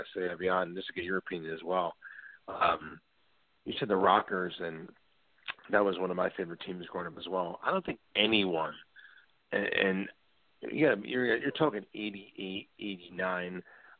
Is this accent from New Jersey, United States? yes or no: yes; New Jersey, United States; I live in New Jersey.